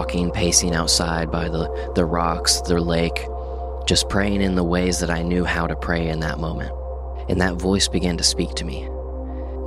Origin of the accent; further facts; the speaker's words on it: Enid, Oklahoma, United States; I grew up in Enid, Oklahoma